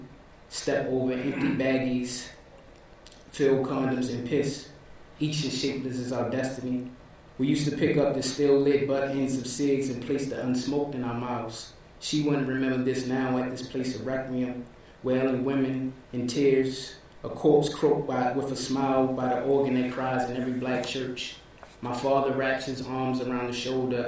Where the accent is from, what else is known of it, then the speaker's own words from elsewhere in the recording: Baltimore, Maryland, United States; I was from Baltimore